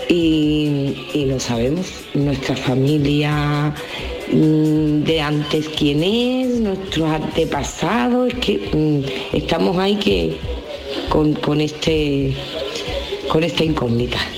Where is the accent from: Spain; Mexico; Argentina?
Spain; Huelva, Andalusia; soy de Huelva.